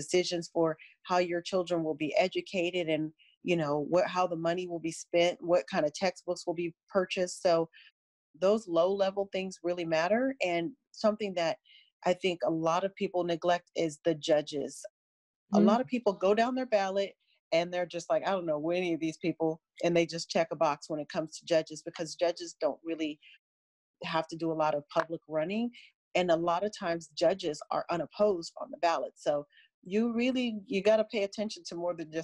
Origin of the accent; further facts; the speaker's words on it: San Francisco, California, United States; I was born and raised in San Francisco